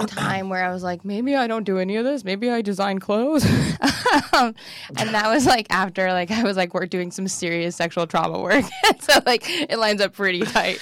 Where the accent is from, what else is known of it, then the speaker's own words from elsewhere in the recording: Midwest, United States; I'm from the Midwest